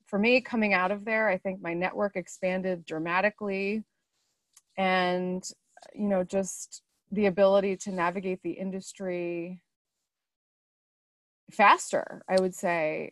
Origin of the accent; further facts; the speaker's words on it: Philadelphia, Pennsylvania, United States; my hometown in the Philadelphia area